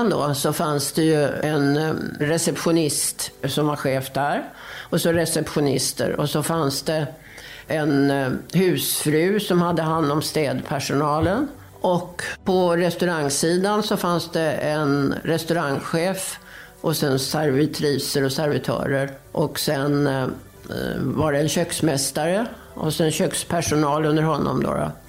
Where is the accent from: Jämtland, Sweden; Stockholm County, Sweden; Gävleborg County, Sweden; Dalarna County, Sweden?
Stockholm County, Sweden; Värmdö; now in Visby, Sweden; Nej, jag är från Stockholm, eller närmare bestämt från Värmdö utanför Stockholm.